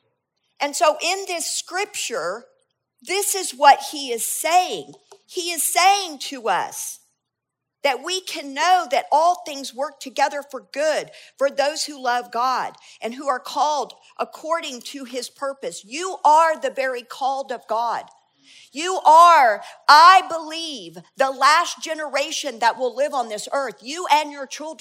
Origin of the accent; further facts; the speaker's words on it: United States; we're Americans and we're the Western church